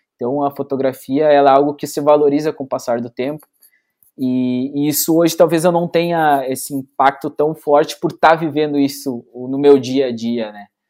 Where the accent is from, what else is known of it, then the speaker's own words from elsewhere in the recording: São Leopoldo, Rio Grande do Sul, Brazil; a gente é, é, é natural de São Leopoldo, né? Aqui na, na, região metropolitana, né? De Porto Alegre